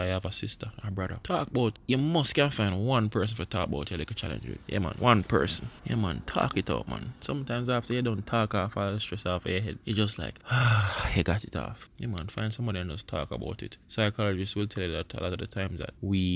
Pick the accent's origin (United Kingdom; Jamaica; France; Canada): Jamaica; first language Jamaican Patois; that is my native language